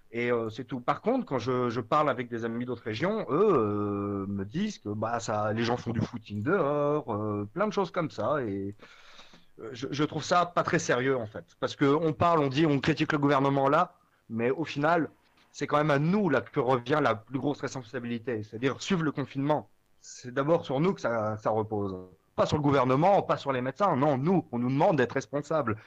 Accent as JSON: {"language": "French", "area": "Vosges", "region": "Grand Est", "country": "France", "tie": "born or raised there", "moved": "yes", "lives_now": "Strasbourg, France", "said": "je suis originaire des Vosges. Maintenant, j'habite à Strasbourg"}